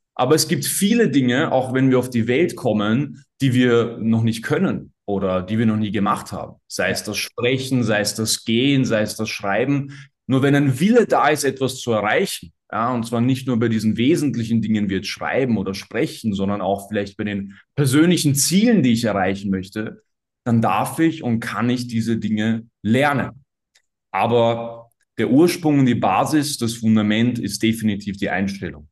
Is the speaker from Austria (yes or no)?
yes; Austria; accent: Austrian; an der Aussprache hat auch jeder schon gehört, dass ich Österreicher bin.